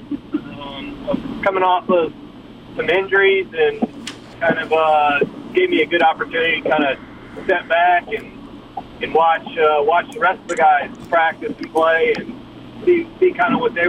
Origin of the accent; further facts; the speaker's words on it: New Orleans, Louisiana, United States; also born or lived in Hattiesburg; now in Lafayette, United States; I'm born and raised in New Orleans